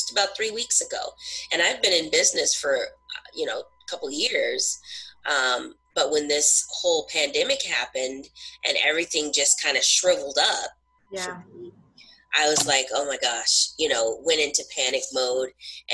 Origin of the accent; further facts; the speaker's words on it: Southern California, United States; now in New Hampshire, United States; I live in New Hampshire now, but I'm originally from Southern California.